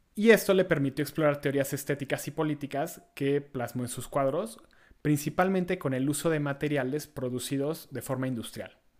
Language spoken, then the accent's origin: Spanish; Mexico; nuestras labores como mexicanos